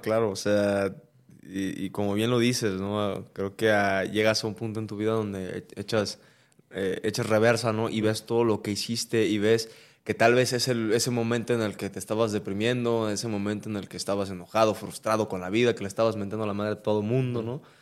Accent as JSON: {"language": "Spanish", "country": "Mexico", "said": "nosotros eh, como mexicanos"}